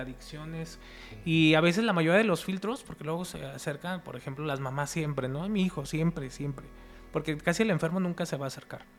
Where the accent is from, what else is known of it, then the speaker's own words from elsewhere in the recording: Guadalajara, Jalisco, Mexico; Nosotros somos de Guadalajara